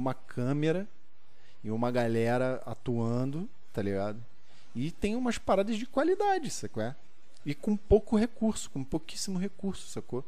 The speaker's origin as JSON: {"language": "Portuguese", "region": "Rio de Janeiro", "country": "Brazil", "tie": "born or raised there", "said": "eu fui criado ali na, na em São Cristóvão"}